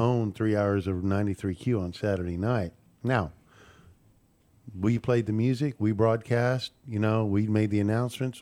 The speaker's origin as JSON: {"language": "English", "town": "Houston", "region": "Texas", "country": "United States", "tie": "born or raised there", "also_born_or_lived": "Montana", "moved": "yes", "lives_now": "Lake Conroe, United States", "said": "I grew up in Houston, went to Montana for twenty years"}